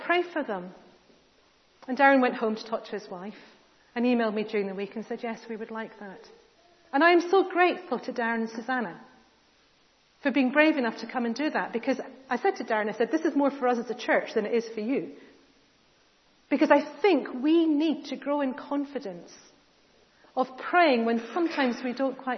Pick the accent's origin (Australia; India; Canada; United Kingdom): United Kingdom; we're British